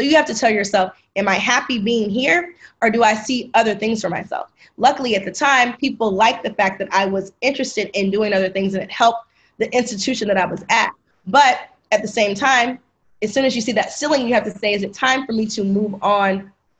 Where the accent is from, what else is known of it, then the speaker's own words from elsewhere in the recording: the South, United States; I'm from the South.